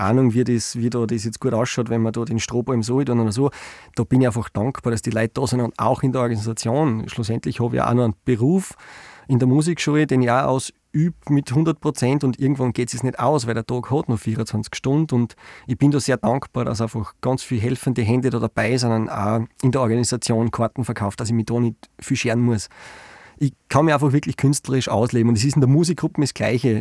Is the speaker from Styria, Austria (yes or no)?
yes; Styria, Austria; bei uns in der Steiermark